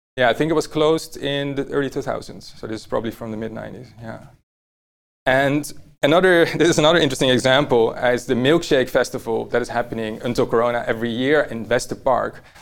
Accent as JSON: {"language": "English", "town": "Amsterdam", "region": "North Holland", "country": "Netherlands", "tie": "born or raised there", "said": "I was born here in Amsterdam, uh, not far from here actually."}